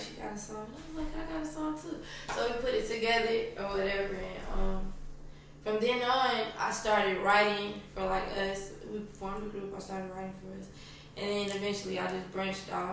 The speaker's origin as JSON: {"language": "English", "town": "Houston", "region": "Texas", "country": "United States", "tie": "born or raised there", "also_born_or_lived": "Long Beach, California", "said": "I was raised out here in Houston"}